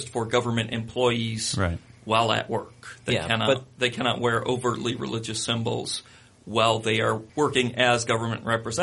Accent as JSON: {"language": "English", "country": "United States", "said": "I'm American"}